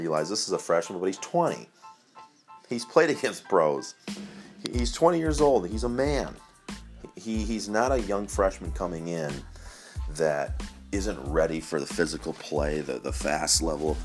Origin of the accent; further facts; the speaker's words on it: Jackson, Michigan, United States; my hometown of Jackson